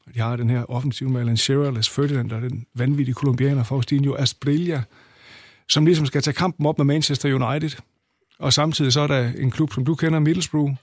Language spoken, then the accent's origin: Danish; Aalborg, North Denmark Region, Denmark; jeg kommer fra Aalborg, og, og begyndte at komme på Aalborg Stadion i 1974